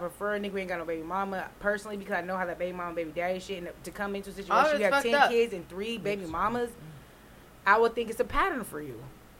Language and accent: English; California, United States; I'm from California